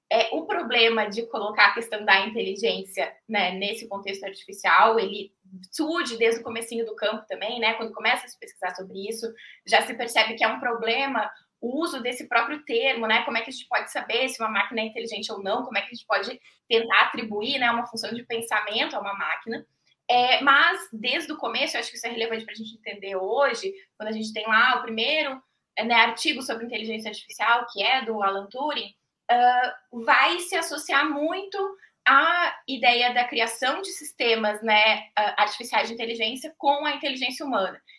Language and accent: Portuguese; Passo Fundo, Rio Grande do Sul, Brazil; now in Curitiba, Brazil; Estou falando de Curitiba, mas sou gaúcha, é, da cidade de Passo Fundo.